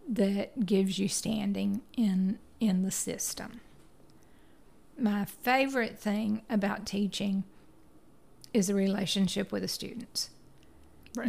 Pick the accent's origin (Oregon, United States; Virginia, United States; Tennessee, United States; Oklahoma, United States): Tennessee, United States; Chattanooga; I grew up in Chattanooga, Tennessee, and lived there all except for three years of my life.